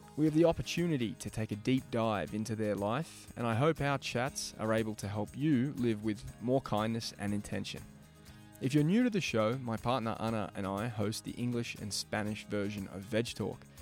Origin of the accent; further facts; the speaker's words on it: Melbourne, Victoria, Australia; Growing up in Melbourne